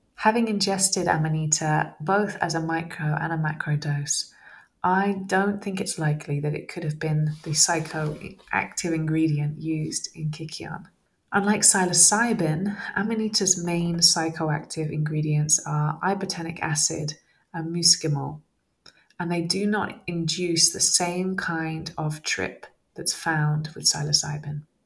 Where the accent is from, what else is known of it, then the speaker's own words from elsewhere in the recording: Somerset, South West England, United Kingdom; growing up in Somerset, having uh, going out to the fields and picking um, liberty caps and eating them, that was my my teenage years